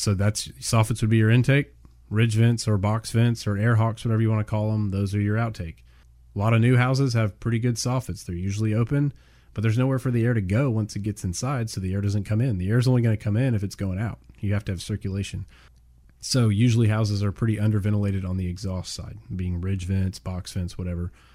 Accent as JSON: {"language": "English", "town": "Houston", "region": "Texas", "country": "United States", "tie": "born or raised there", "said": "we're both born and raised in the Houston area."}